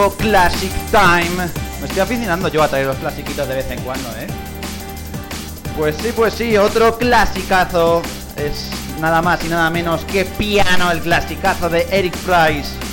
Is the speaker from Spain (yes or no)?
yes; Alcázar de San Juan area, Ciudad Real, Castilla-La Mancha, Spain; afincado en La Mancha, en mi tierra, la zona de Alcázar de San Juan, en Ciudad Real.